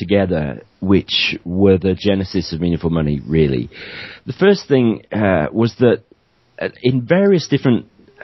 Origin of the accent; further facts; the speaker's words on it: Yorkshire and the Humber, United Kingdom; also born or lived in Cardiff / Penzance / South Wales Valleys; now in St Just, United Kingdom; even though I'm based in Penzance, I'm a Yorkshireman originally